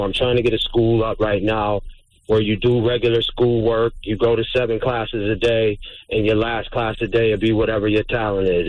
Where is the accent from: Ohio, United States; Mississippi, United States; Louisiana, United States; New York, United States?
New York, United States; Syracuse; I'm from Syracuse, New York